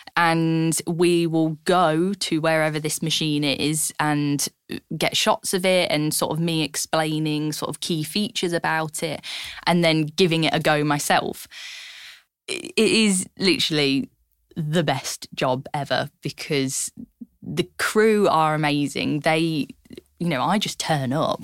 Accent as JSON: {"language": "English", "area": "Lincolnshire", "region": "East Midlands", "country": "United Kingdom", "tie": "born or raised there", "said": "growing up in Lincolnshire"}